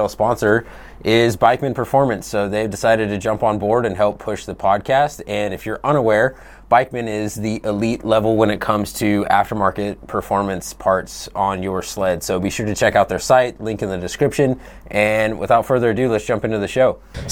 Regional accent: just outside of Missoula, Montana, United States; moved away as an adult; I grew up just outside of Missoula

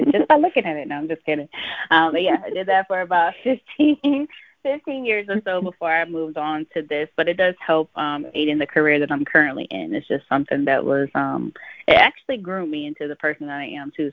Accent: Sebring, Florida, United States; born or raised there; also born or lived in Cincinnati, Ohio / Avon Park, Florida

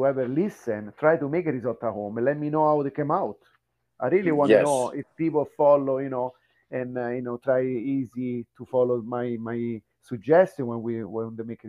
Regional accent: Italy; moved away; also born or lived in Japan; I'm from Italy.

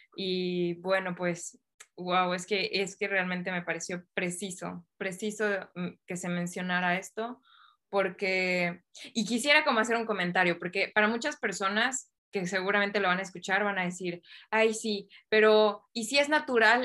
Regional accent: Mexico; la sociedad donde yo crecí, pues es en México

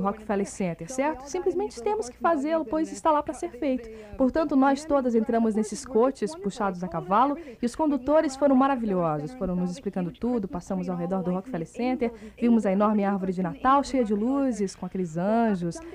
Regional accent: Kenosha, Wisconsin, United States; now in Florida, United States; eu sou de Kenosha, Wisconsin

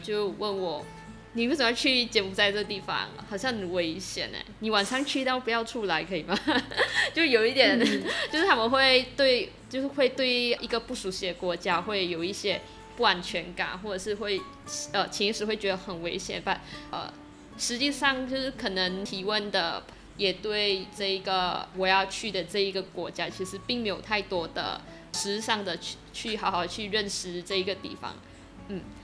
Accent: Kluang, Johor, Malaysia; 我是来自马来西亚南部的一个小镇，居然

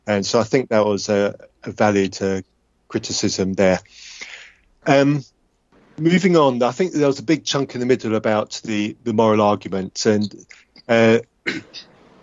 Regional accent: England, United Kingdom; the English one.

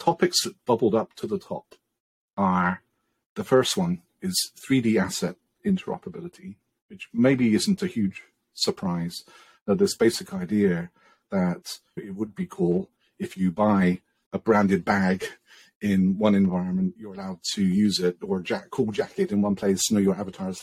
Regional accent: England, United Kingdom; I'm English

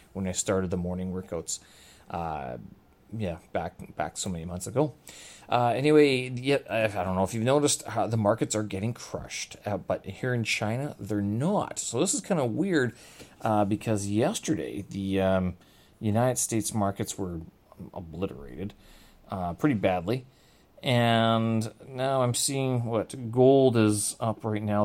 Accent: Canada; I'm Canadian, and my intro is all about the Prime Minister of the country where I hail from

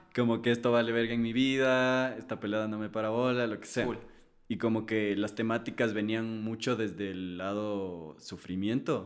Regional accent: Ecuador; yo soy de Ecuador, yo hablo español

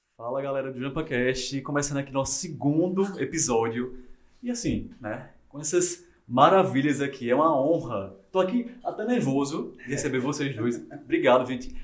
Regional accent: Campina Grande, Paraíba, Brazil; campinense também, como eu e Iona

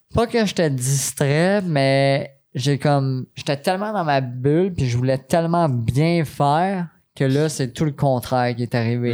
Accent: Quebec City, Quebec, Canada; now in Sainte-Julie, Canada; je suis natif de Québec

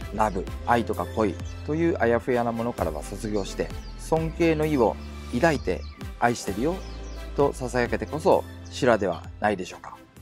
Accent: Japan; 僕たち日本で生まれ育った日本人

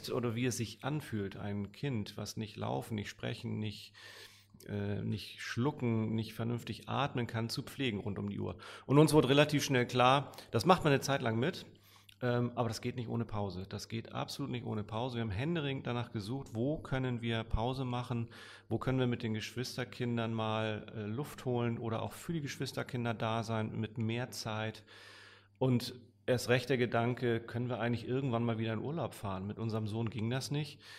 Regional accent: Hamburg, Germany; bin immer mal wieder gerne hier in der City auch äh, als Hamburger.

